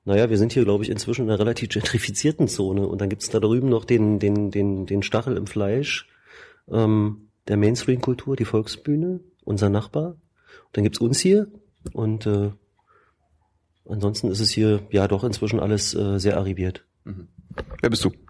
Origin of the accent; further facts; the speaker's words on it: Mecklenburg-Vorpommern, Germany; Berliner, also nicht gebürtiger Berliner, ich bin gebürtiger Schweriner.